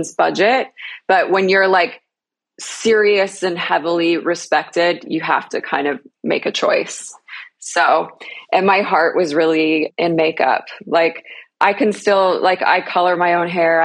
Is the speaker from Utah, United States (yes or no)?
yes; Utah, United States; I grew up in Utah.